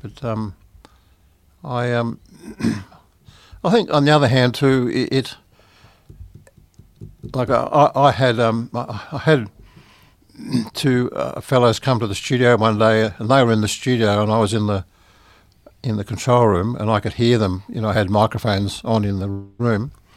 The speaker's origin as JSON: {"language": "English", "town": "Sydney", "region": "New South Wales", "country": "Australia", "tie": "born or raised there", "said": "I was born in Sydney"}